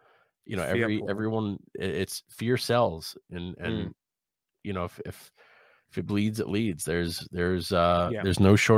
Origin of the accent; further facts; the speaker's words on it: United States; as an American